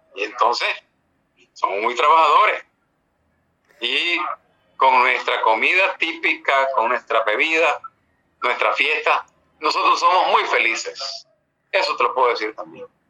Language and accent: Spanish; Nicaragua; Esos somos los nicaragüenses